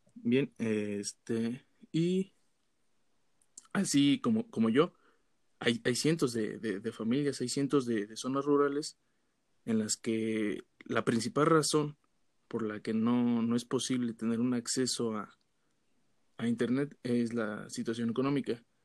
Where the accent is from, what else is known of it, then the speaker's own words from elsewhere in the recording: Pátzcuaro, Michoacán, Mexico; yo de, de Pátzcuaro, eh, a las afueras, de hecho